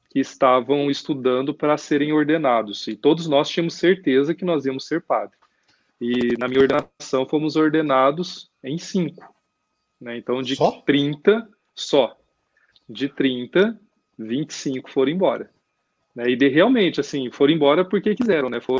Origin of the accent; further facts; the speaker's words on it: Ribeirão Preto, São Paulo, Brazil; é, eu sou ribeirão pretano, né? Sou de Ribeirão Preto e é, sou da Arquidiocese de Ribeirão Preto, sou padre diocesano.